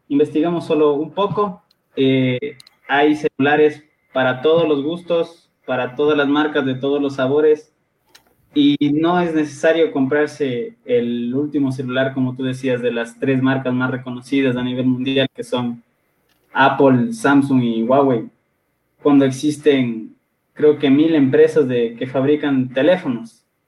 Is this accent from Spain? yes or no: no; Quito, Pichincha, Ecuador; soy originario de Quito